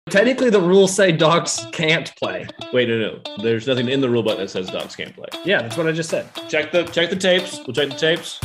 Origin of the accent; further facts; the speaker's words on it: Texas, United States; we're from Texas. We played football.